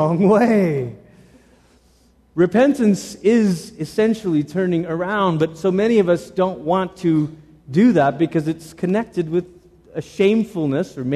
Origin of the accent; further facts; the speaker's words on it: Malaysia; now in United States; I grew up in Malaysia